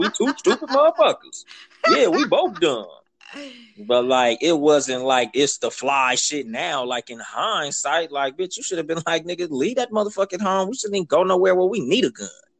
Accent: Compton, California, United States

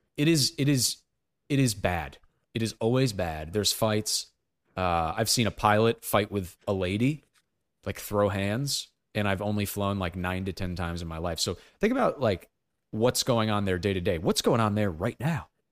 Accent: United States; as an American

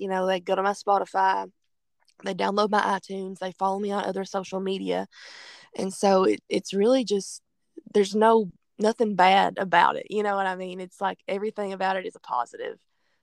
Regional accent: Kentucky, United States; I'm from Kentucky and we drink a lot of bourbon, you know, in Kentucky

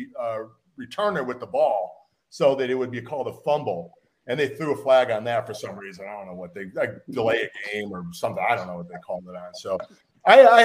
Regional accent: Chicago, Illinois, United States; moved away as an adult; now in Kansas City, United States; I was from Chicago

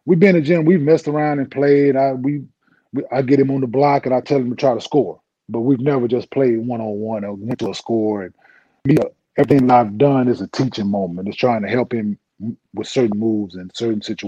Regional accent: Dallas, Texas, United States; also born or lived in Saginaw, Michigan; I was raised in Dallas

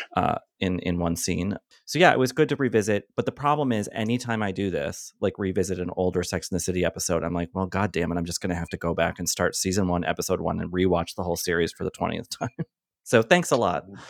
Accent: Boston, Massachusetts, United States; I grew up in Boston

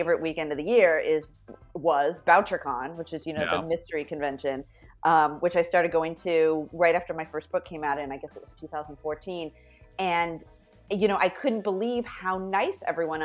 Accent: Fresno, California, United States; moved away; also born or lived in New York City; where I grew up in Fresno, California, there were no Hasidic Jews.

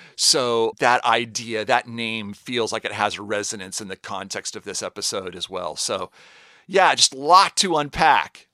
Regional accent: Seattle, Washington, United States; I'm from Seattle, Washington

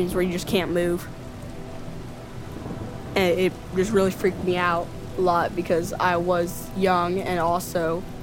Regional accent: Melbourne, Florida, United States; I'm 14 years old and I'm from Melbourne, Florida

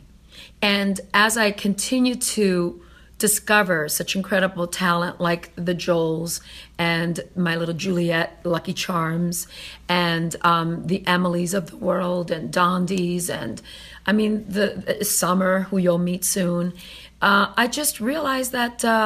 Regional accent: Canada; also born or lived in Italy; I'm from Italy, raised in Canada

